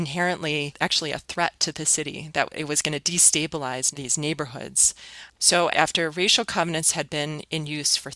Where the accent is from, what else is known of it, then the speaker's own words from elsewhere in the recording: Minneapolis, Minnesota, United States; my hometown